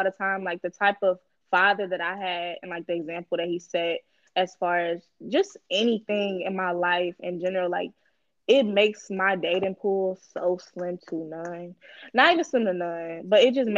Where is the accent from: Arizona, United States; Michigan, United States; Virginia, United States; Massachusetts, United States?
Michigan, United States; moved away; I'm from Michigan